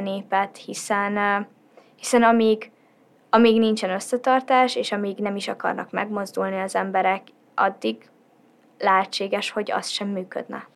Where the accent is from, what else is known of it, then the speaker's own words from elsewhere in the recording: Hungary; a szülőhazámban azokon a dolgokon, amiket én most úgy látok, hogy változást igényelnek, hozzátegyek és változtassak